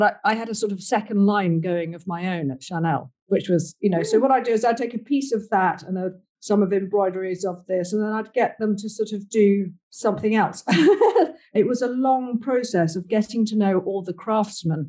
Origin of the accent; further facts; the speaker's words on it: Ireland; I'm Irish